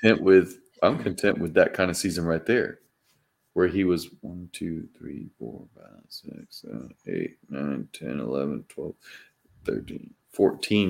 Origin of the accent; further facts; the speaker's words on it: Mississippi, United States; my home state here of Mississippi